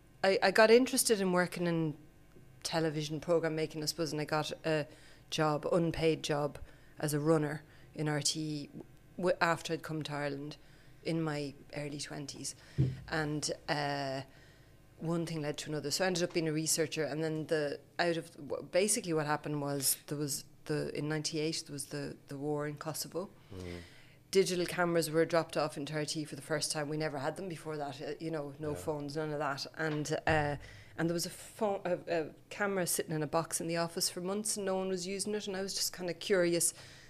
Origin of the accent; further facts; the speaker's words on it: France; also born or lived in Sweden / Cork; I was born in Sweden and then I grew up in France, but I feel like I'm from Cork in lots of ways. My dad's from Cork.